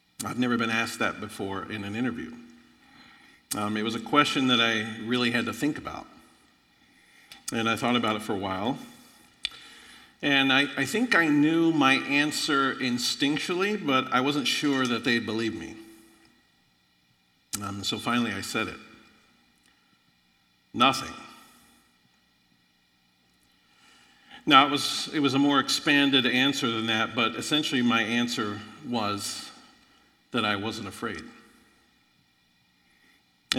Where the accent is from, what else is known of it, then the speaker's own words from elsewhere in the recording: Florida, United States; moved away; also born or lived in Illinois; I grew up in Florida, extremely poor.